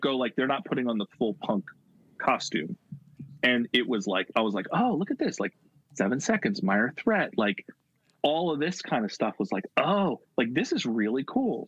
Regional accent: Philadelphia area, Pennsylvania, United States; I grew up, uh, you know, 25 minutes from where I am now. Uh, so, and that's like a 40 minute train ride into Center City, Philadelphia.

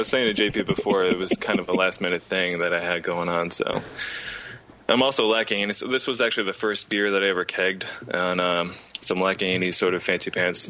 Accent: Toms River, New Jersey, United States; I'm from Tom's River

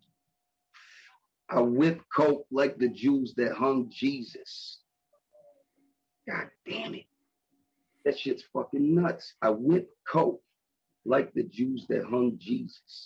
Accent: Buffalo, New York, United States; I'm from Buffalo

